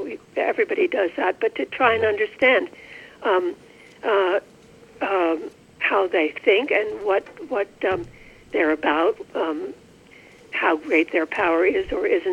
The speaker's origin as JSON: {"language": "English", "region": "New York", "country": "United States", "said": "I'm a New Yorker"}